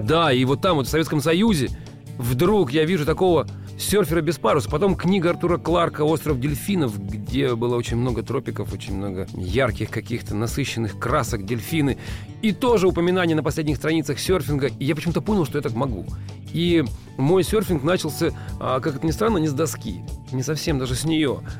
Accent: Russia; у нас в стране

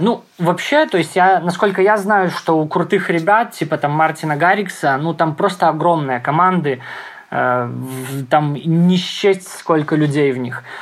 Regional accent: Grodno, Grodno Region, Belarus; в родном городе, да, в Гродно, где я живу

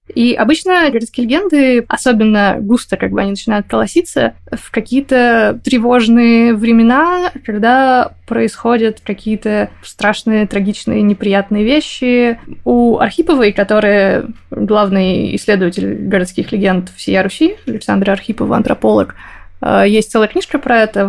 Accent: Perm, Perm Krai, Russia; now in Moscow, Russia; в Перми у нас

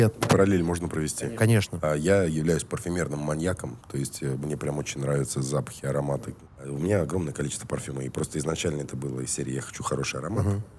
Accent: Ashgabat, Turkmenistan; born there; Я родился в Ашхабаде, братан.

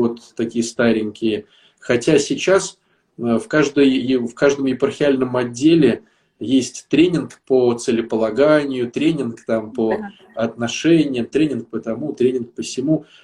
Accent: Saint Petersburg, Russia; я э, из Питера

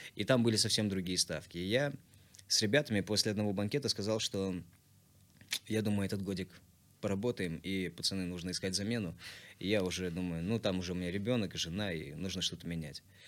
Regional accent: Tashkent, Uzbekistan; moved away as an adult; also born or lived in Kurgan-Tyube, Tajikistan / Bayramaly, Turkmenistan / Almaty, Kazakhstan; now in Moscow, Russia; Мы прожили в городе Байрамалы, прожили там недолго, где-то годика четыре, а после переместились в Ташкент. Всем сердцем обожаю и люблю. И в Ташкенте я уже прожил 12 лет, отучился, там же создал группу музыкальную

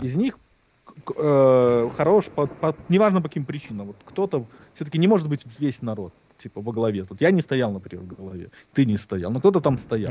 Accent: Minsk, Belarus; now in United States; Я родился такого-то, такого-то в таком-то году в городе Минске, Беларусь.

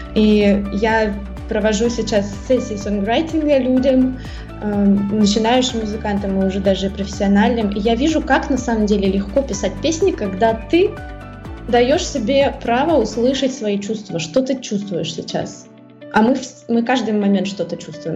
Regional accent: Russia; first language Russian; moved away as an adult; на русском языке, это мой родной язык

